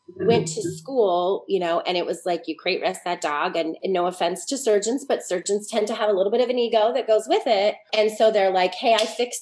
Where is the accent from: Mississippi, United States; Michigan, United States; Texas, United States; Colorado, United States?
Colorado, United States; Boulder; I grew up in Boulder, Colorado in the 70s.